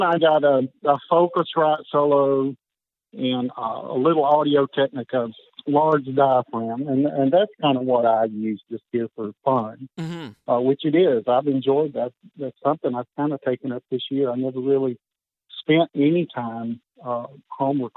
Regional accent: Cumming, Georgia, United States; Grew up in Cumming, Georgia, North Georgia. It's about an hour north of Atlanta.

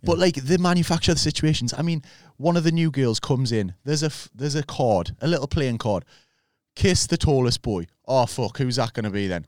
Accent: Newcastle upon Tyne, North East England, United Kingdom

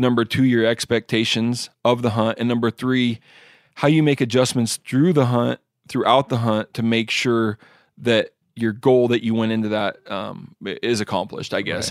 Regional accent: Washington, United States; my home state of Washington

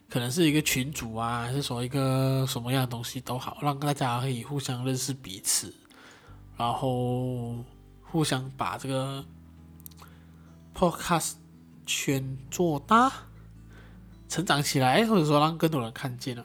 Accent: Johor Bahru, Johor, Malaysia; 以新山来讲的话，就是柔佛，马来西亚柔佛新山，我的家乡

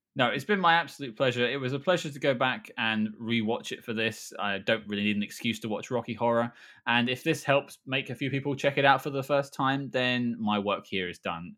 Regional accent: United Kingdom; we're all British.

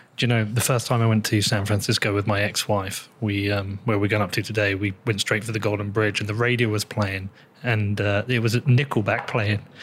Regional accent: United Kingdom; I'm British, European

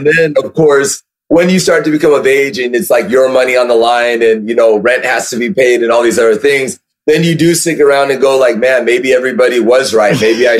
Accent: California, United States; born or raised there

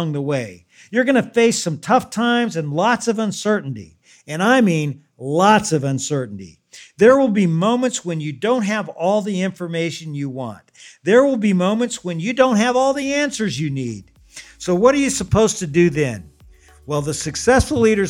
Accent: Louisville, Kentucky, United States; I'm from Louisville

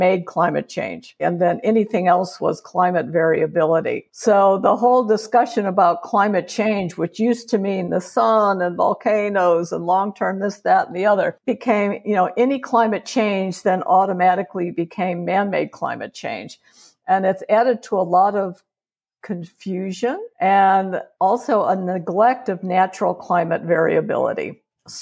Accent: Chicago, Illinois, United States; moved away as an adult; also born or lived in Georgia; now in Reno, United States; I'm a Chicagoan and spent my early decades in Chicago

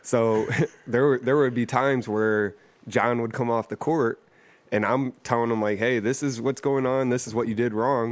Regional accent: Toledo, Ohio, United States; I grew up in East Toledo

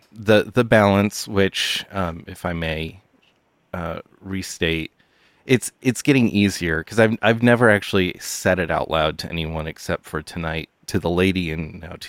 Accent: Punxsutawney, Pennsylvania, United States; I am from Punxsutawney, Pennsylvania

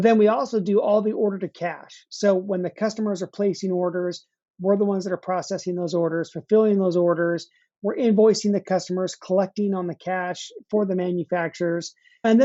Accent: Utah, United States; moved away as an adult; now in Nashville, United States; I grew up out west in Utah. That's where I spent most of my life.

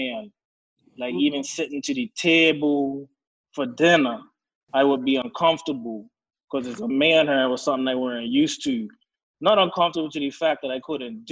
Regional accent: Southampton, Southampton Parish, Bermuda; also born or lived in Alabama; I'm from Bermuda, born and raised in Southampton

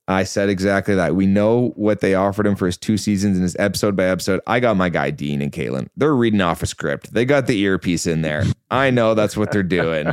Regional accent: Vancouver, British Columbia, Canada; I'm from Vancouver

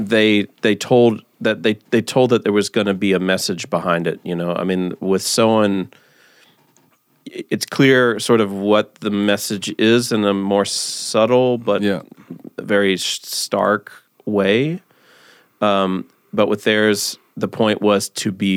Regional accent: United States; as an American

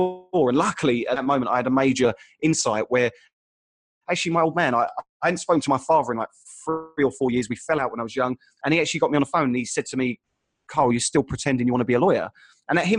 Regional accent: Essex, East of England, United Kingdom; moved away; also born or lived in Sydney; I grew up in Essex

